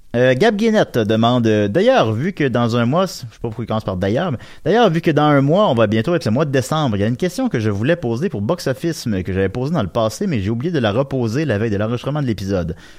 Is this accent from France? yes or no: no; Quebec, Canada; accent: Québécois; je vais parler en québécois